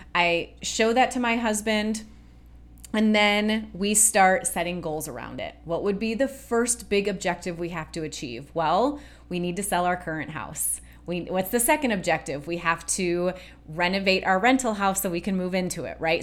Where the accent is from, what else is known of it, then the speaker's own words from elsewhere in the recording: Michigan, United States; We grew up in Michigan, where you're going to lakes all the time